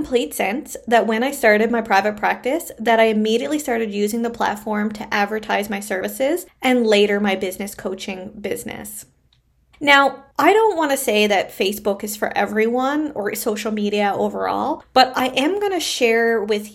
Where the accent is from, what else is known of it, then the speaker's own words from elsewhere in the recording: Canada; I am a Canadian social worker